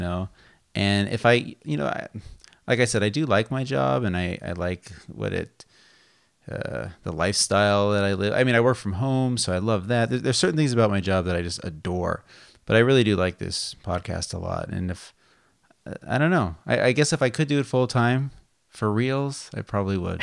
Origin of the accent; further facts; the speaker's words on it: Las Vegas, Nevada, United States; now in California, United States; growing up in Las Vegas